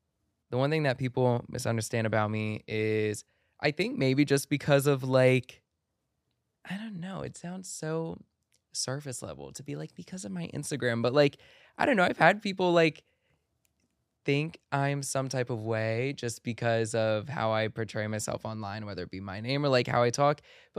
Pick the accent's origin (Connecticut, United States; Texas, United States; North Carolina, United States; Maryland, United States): Maryland, United States; it's a song that will always and forever remind me of my first home that I grew up in Maryland.